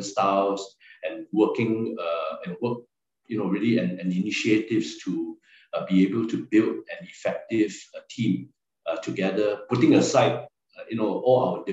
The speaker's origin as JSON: {"language": "English", "country": "Singapore", "also_born_or_lived": "Chongqing, China", "moved": "as an adult", "said": "I'm a Singaporean Chinese and I spoke Mandarin"}